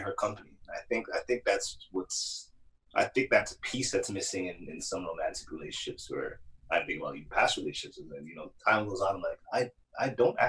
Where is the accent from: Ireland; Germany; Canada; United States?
Canada; Toronto, Ontario; I was born downtown, that I grew up in Jaded Ship.